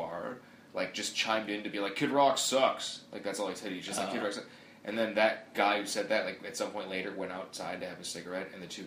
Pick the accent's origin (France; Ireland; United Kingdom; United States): United States; Michigan; I grew up in Michigan